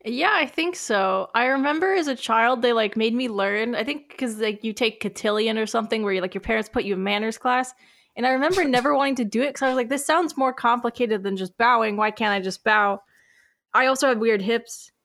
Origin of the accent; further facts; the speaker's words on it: United States; we're American